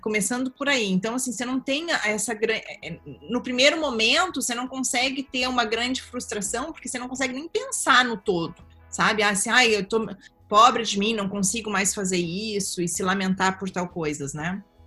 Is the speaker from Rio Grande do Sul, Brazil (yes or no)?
yes; Capão da Canoa, Rio Grande do Sul, Brazil; also born or lived in Osório; now in Europe; Eu nasci em Osório, mas sempre morei em Capão